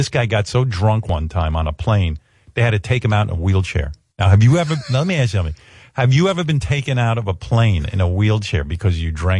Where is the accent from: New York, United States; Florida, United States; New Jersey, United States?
New York, United States; Queens; Growing up in Queens, I just can't imagine living that kind of farm life with dead cows in the road, hunting squirrels, questionable meat.